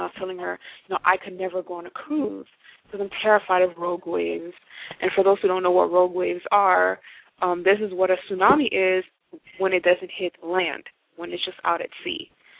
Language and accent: English; Haiti; And, I mean, I come from Haiti, and they get hit by a storm just about every year.